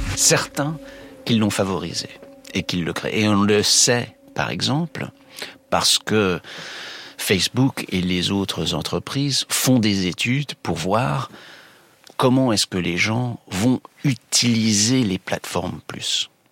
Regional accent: United States; chez nous, aux États-Unis

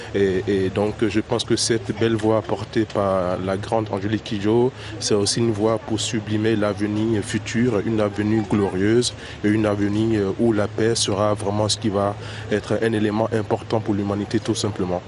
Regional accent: Benin; now in Paris, France; en tant que béninois, euh, entendre ma grande sœur, euh, Madada comme on le dit chez nous au Bénin

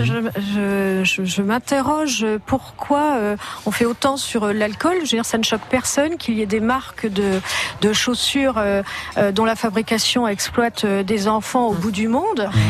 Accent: Ardennes, Grand Est, France; je suis des Ardennes

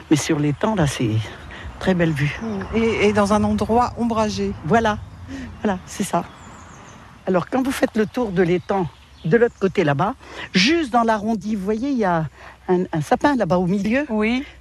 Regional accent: Oise, Hauts-de-France, France; also born or lived in Pas-de-Calais; now in Long, France; mes parents sont partis dans l'Oise quand j'étais encore jeune. On y est resté finalement, on est resté là-bas.

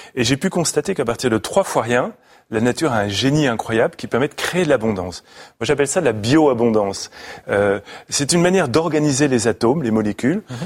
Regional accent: Paris, Île-de-France, France; moved away; je suis un petit Parisien

